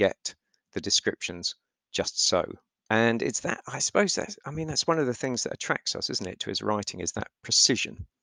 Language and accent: English; London, United Kingdom; I'm from London. I grew up there.